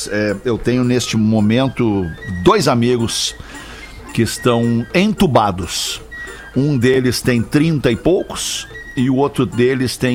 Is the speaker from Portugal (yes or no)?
no; Rio Grande do Sul, Brazil; Eu sou gaúcho.